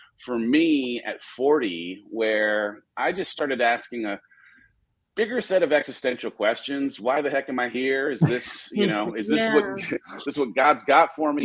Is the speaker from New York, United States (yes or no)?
no; Southern California, United States; born or raised there